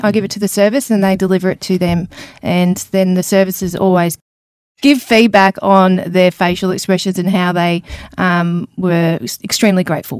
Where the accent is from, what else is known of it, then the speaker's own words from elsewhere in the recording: Brisbane, Queensland, Australia; born there; No, I was born in Brisbane. I'm an army child